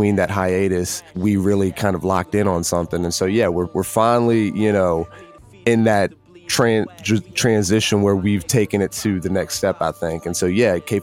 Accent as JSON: {"language": "English", "region": "Virginia", "country": "United States", "tie": "born or raised there", "said": "renovating an old segregated theater in my hometown"}